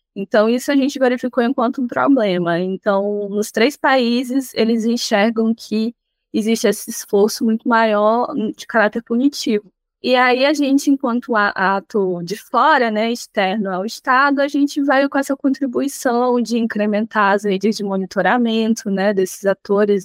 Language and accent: Portuguese; Rio Branco, Acre, Brazil; sou acriana, né, venho de Rio Branco, no Acre